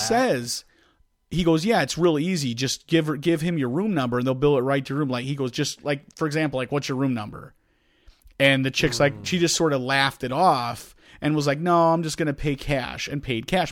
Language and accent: English; Chicago, Illinois, United States; accent: Chicago; I think I have a bigger one than you